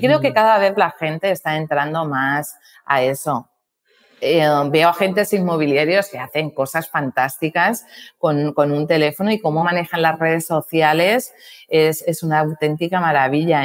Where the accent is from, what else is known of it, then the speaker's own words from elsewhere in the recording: Balearic Islands, Spain; yo soy la mallorquina